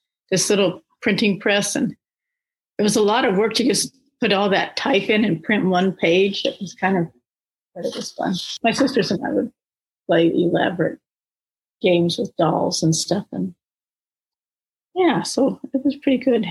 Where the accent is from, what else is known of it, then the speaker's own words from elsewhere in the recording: Denver, Colorado, United States; I grew up outside of Denver in the suburbs